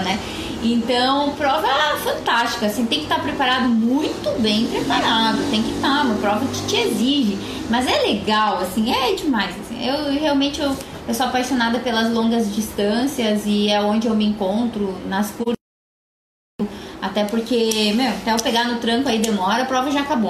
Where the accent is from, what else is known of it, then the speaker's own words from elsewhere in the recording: Rio Grande do Sul, Brazil; a cidade onde eu nasci